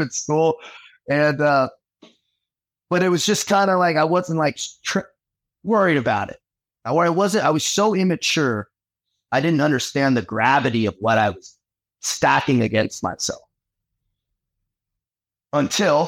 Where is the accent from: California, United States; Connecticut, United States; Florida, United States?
California, United States; San Diego; moved away as an adult; growing up in San Diego